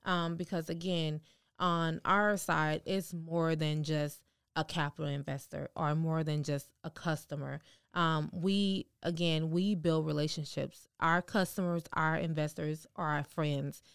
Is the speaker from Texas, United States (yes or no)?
yes; Houston, Texas, United States; We're from Houston.